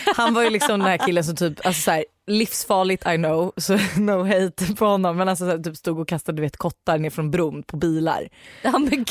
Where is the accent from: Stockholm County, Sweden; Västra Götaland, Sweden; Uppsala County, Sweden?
Stockholm County, Sweden; Danderyd; also born or lived in Australia; now in Sollentuna, Sweden; jag är uppvuxen i Danderyd